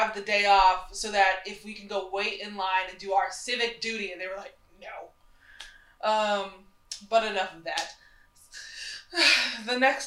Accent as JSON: {"language": "English", "region": "the South", "country": "United States", "moved": "yes", "said": "I'm from the South, like we didn't have a Great Lake"}